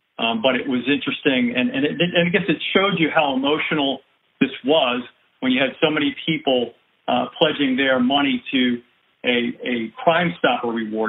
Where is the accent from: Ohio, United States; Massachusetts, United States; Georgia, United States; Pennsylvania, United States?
Pennsylvania, United States; born there; now in New Orleans, United States; I was born in Pennsylvania. I came down here to New Orleans to go to Loyola University.